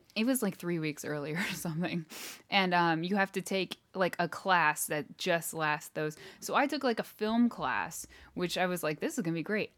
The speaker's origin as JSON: {"language": "English", "country": "United States", "said": "I'm American."}